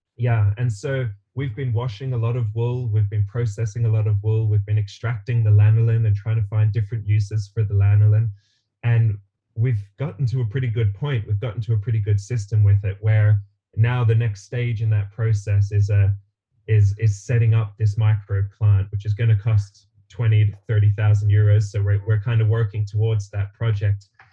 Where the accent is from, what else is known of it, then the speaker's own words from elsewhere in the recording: Australia; moved away; originally, I'm from Australia, um, and I I grew up in a house that my parents built around me